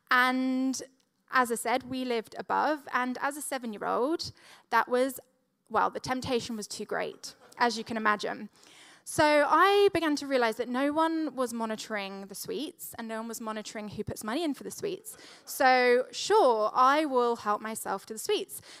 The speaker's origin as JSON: {"language": "English", "country": "Switzerland", "tie": "born or raised there", "said": "Now, when I was growing up, we grew up in I grew up in Switzerland, and my dad was a vicar"}